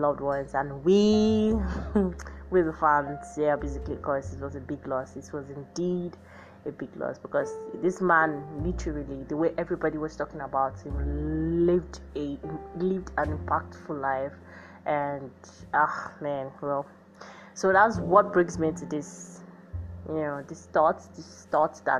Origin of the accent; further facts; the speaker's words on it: Nigeria; me now being as a Nigerian